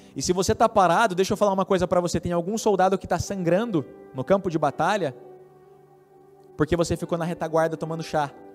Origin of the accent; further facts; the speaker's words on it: Brazil; vivendo puramente como brasileiros